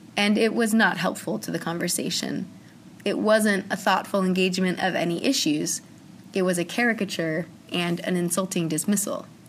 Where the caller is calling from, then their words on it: Chicago, Illinois, United States; I'm calling you from Chicago